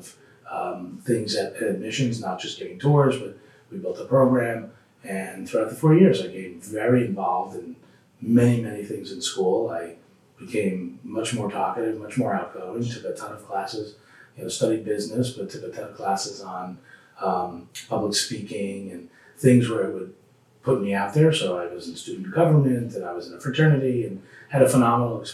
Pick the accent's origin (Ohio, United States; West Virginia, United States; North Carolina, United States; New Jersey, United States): New Jersey, United States; central; also born or lived in Connecticut; I grew up in New Jersey, central New Jersey